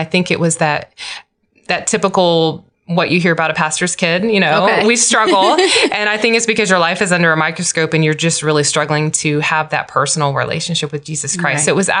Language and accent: English; Guam; born there; I was born on the mission field. I was born in Timon and Guam.